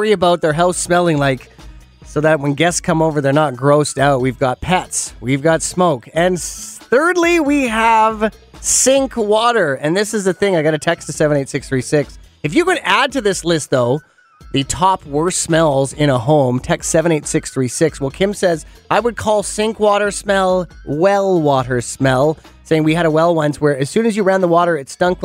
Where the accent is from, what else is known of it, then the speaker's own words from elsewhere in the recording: Penticton, British Columbia, Canada; my hometown in Penticton.